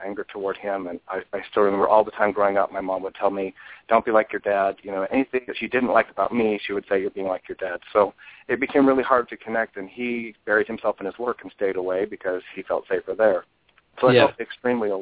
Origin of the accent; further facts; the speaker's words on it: Walla Walla, Washington, United States; now in Medford, United States; I grew up in Walla Walla is actually a very religious town